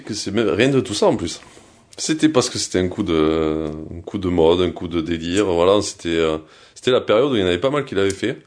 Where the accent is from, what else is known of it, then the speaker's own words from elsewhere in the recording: Vallauris, Provence-Alpes-Côte d'Azur, France; also born or lived in Cannes; je suis né à Cannes, comme tu l'as dit, mais je suis de Valoris juste à côté. Et en fait, euh, j'ai grandi avec les mêmes potes pendant euh, toute ma jeunesse